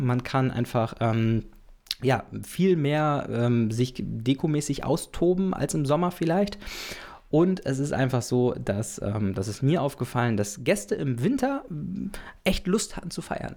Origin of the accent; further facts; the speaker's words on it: the North, Northern Germany, Germany; ich komme aus aus dem Norden